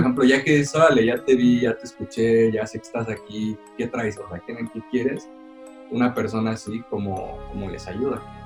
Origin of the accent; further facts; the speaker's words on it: Morelos, Mexico; cuando era niño allá en Morelos